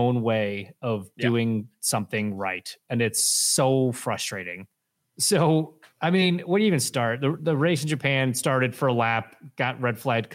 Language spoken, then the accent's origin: English; Canada; as a Canadian whose mother was born in the same town, Timmins, Ontario